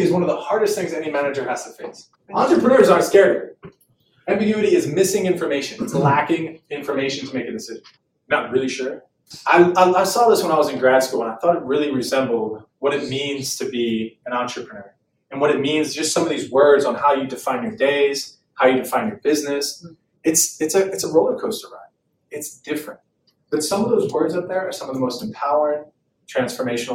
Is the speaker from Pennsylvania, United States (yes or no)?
yes; Philadelphia, Pennsylvania, United States; moved away as an adult; also born or lived in Oklahoma; I'm originally from Philadelphia